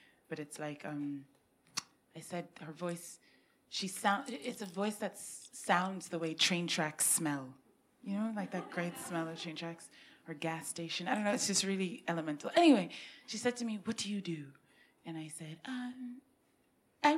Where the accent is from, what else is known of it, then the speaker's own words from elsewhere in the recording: United States; accent: vaguely American; also born or lived in London; because I went to school there